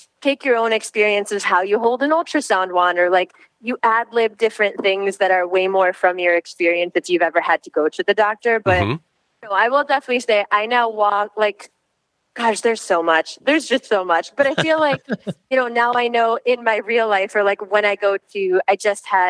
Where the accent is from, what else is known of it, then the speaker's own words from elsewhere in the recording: Illinois, United States; moved away as an adult; now in Los Angeles, United States; I'm from Illinois, yes, born and raised